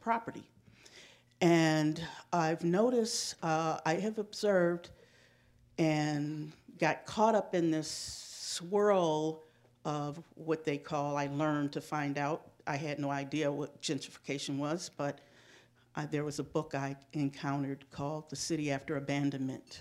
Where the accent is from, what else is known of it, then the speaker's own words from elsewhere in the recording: Shaker Heights, Ohio, United States; also born or lived in Cleveland, Ohio; I'm a resident of Shaker Heights. I grew up in Shaker